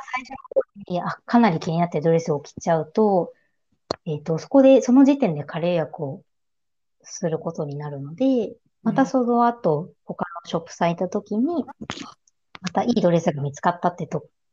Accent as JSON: {"language": "Japanese", "region": "Kanto", "country": "Japan", "tie": "born or raised there", "said": "ずっと私、関東出身で、関東に住み続けてるので"}